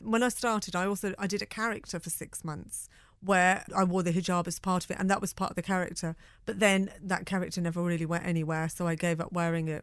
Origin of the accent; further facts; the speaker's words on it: Birmingham, West Midlands, United Kingdom; growing up in Birmingham